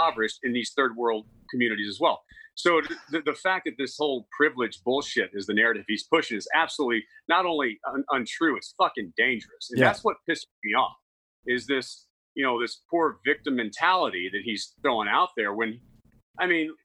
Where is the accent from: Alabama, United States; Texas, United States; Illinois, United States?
Texas, United States; I grew up in Texas. And in Texas, it was football and baseball